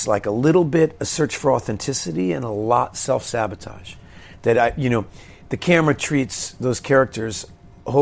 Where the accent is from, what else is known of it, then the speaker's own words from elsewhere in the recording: Fort Worth, Texas, United States; We're from Fort Worth, Texas